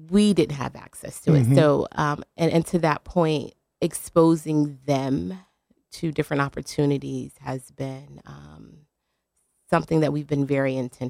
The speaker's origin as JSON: {"language": "English", "region": "Louisiana", "country": "United States", "tie": "born or raised there", "said": "I grew up in Louisiana. We didn't have competition dance"}